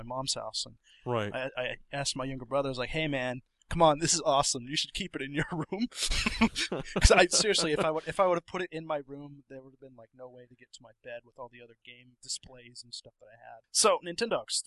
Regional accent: Illinois, United States; moved away; I'm originally from Illinois

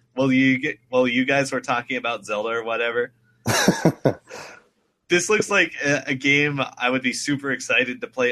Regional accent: United States; it's written in my genes as an American.

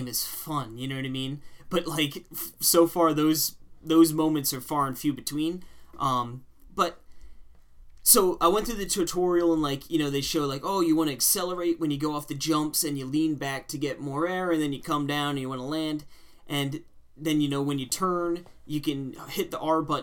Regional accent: Long Island, New York, United States; my hometown. They have a Long Island course

